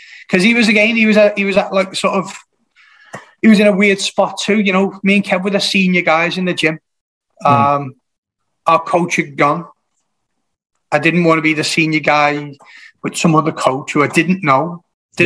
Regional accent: Kirkby, North West England, United Kingdom; moved away as an adult; also born or lived in Salisbury; now in Ormskirk, United Kingdom; I'm originally from Kirby in Liverpool

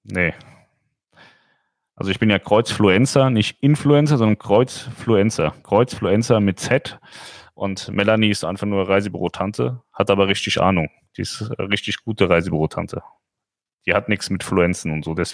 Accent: Hesse, Germany; Ich komme ja aus dem Rhein-Main-Gebiet, da gibt es Wixhausen, Darmstadt-Wixhausen.

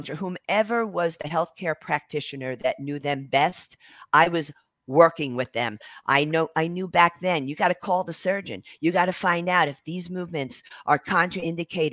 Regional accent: New York City, New York, United States; being American Italian, being from Brooklyn

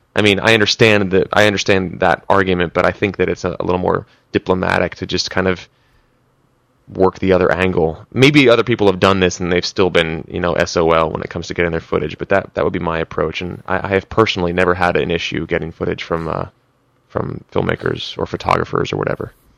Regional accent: East Coast, United States; moved away as an adult; also born or lived in Philadelphia; now in Los Angeles, United States; I was from the East Coast

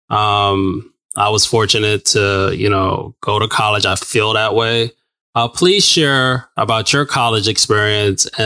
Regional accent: New Mexico, United States; So I grew up in New Mexico and then just got on a plane went to Alabama

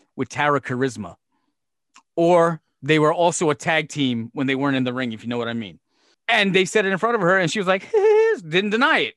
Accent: Brooklyn, New York, United States; when I was growing up in Brooklyn

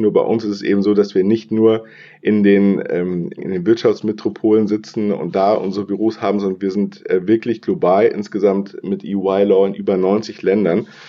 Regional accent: Bonn, North Rhine-Westphalia, Germany; moved away as an adult; also born or lived in Passau / Hamburg; ursprünglich komme ich aus Bonn und bin Rheinländer

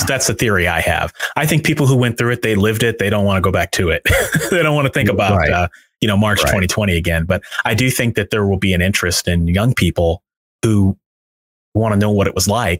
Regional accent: St. Louis, Missouri, United States; I set it in my hometown

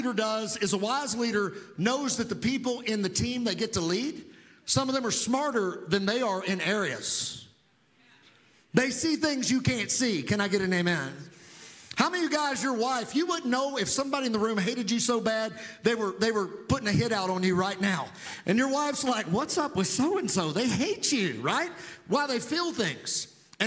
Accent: Providence, Kentucky, United States; moved away as an adult; also born or lived in Tulsa, Oklahoma; I was raised in a small town, Western Kentucky.

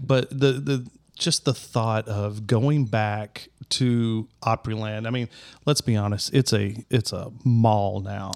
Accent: Middle Tennessee, United States; growing up in Middle Tennessee

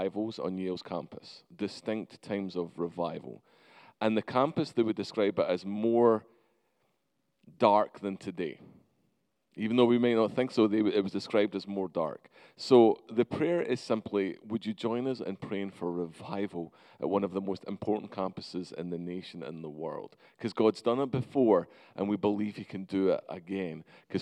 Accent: Scotland, United Kingdom; now in United States; I'm actually Scottish

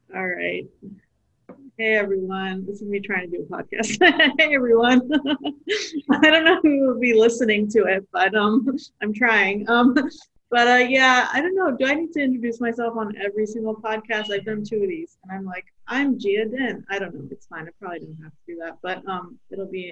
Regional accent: Pakistan; we're Pakistani. I mean, she is, and I am too.

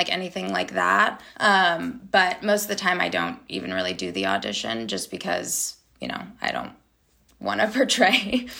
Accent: United States; But I was born in America, so kind of have a little sprinkle of everything.

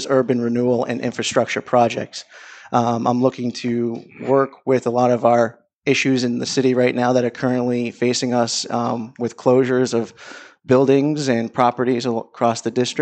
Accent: Methuen, Massachusetts, United States; I grew up in Methuen for the last 20 years.

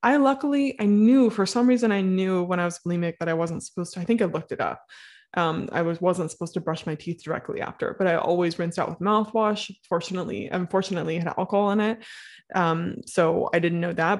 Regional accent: Midwest, United States; I'm from the Midwest

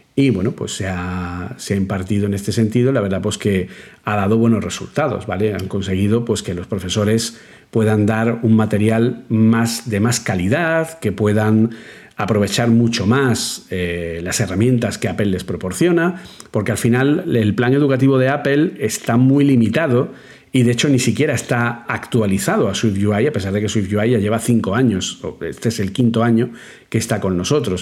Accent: Granada, Andalusia, Spain; moved away as an adult; now in Madrid, Spain; cuando yo llegué a Madrid desde Granada

